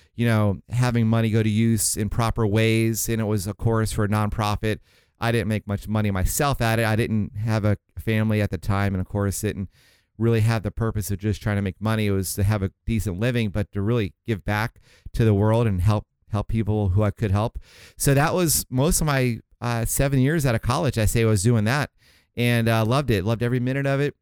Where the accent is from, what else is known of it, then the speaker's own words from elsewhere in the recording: St. Augustine, Florida, United States; moved away as an adult; also born or lived in Miami, Florida; my folks moved up to, um, Saint Augustine. It's a small town near Jacksonville, Florida.